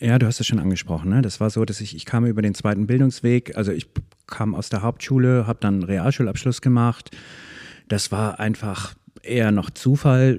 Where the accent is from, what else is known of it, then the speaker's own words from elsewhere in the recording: Soltau, Lower Saxony, Germany; moved away as an adult; now in Schwarzenbek, Germany; Ich bin in der Lüneburger Heide in Soltau geboren und bin da auch ziemlich lange geblieben, bis Mitte 20